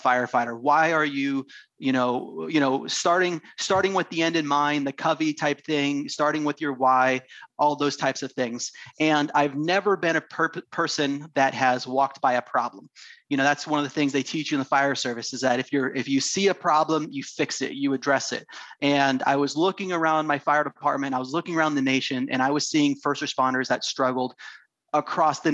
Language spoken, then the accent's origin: English; Half Moon Bay, California, United States; I grew up in Northern California, just south of San Francisco, a little town called Half Moon Bay